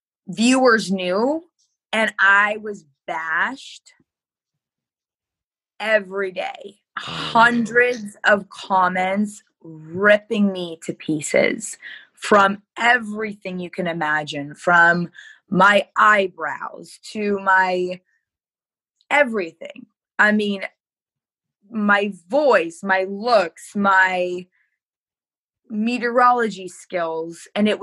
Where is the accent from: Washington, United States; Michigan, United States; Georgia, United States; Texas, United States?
Michigan, United States; And so that's where I came from Michigan.